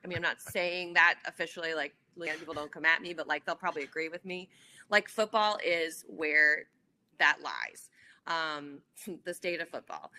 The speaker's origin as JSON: {"language": "English", "town": "New Orleans", "region": "Louisiana", "country": "United States", "tie": "born or raised there", "also_born_or_lived": "Nashville", "moved": "yes", "said": "my hometown"}